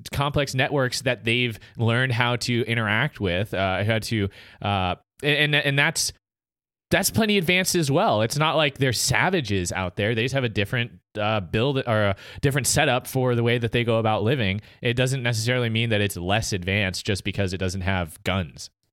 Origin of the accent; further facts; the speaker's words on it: United States; as an American